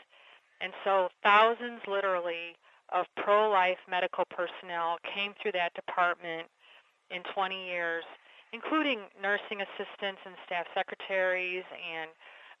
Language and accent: English; Illinois, United States; I'm from Illinois